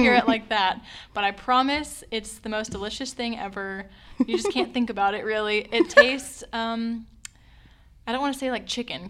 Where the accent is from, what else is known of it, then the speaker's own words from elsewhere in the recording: Alabama, United States; moved away; I'm from Alabama